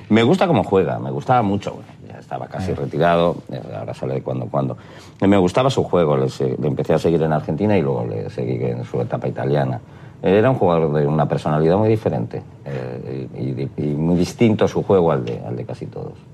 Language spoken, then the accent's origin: Spanish; Spain; en mi país